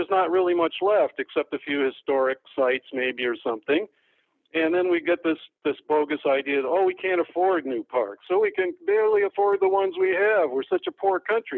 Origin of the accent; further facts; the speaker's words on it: Detroit, Michigan, United States; I was from Detroit. And we didn't have any national parks nearby.